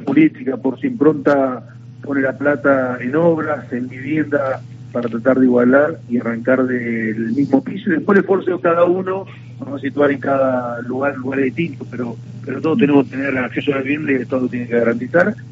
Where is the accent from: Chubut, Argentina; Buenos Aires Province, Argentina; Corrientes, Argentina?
Buenos Aires Province, Argentina; Navarro; yo vengo de un pueblo donde ocurrió el asesinato político de la historia de la Argentina, que fue, yo soy de Navarro, soy intendente de Navarro